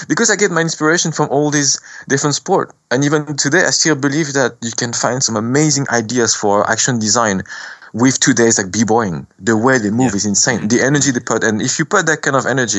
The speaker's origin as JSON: {"language": "English", "country": "France", "tie": "born or raised there", "said": "we went to France because of the war, and I was born in France."}